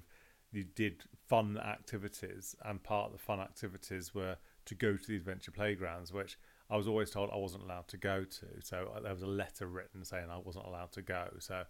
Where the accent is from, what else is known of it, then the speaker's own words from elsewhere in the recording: London, United Kingdom; I was brought up in London in the 70s